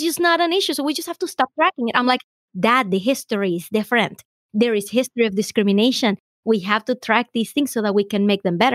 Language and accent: English; Venezuela; now in United States; I have found a lot of opportunity in the US that I wouldn't have in my home country